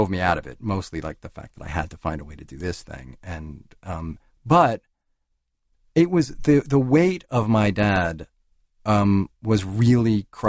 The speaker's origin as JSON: {"language": "English", "region": "New York", "country": "United States", "tie": "born or raised there", "said": "I grew up living in New York."}